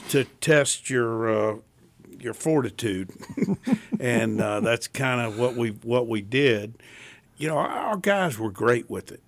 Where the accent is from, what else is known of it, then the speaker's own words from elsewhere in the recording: Tidewater, Virginia, United States; moved away; I'm from the Tidewater